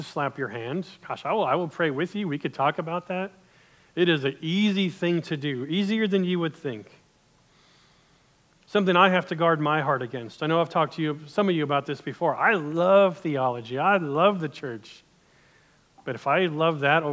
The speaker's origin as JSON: {"language": "English", "country": "United States", "said": "as an American"}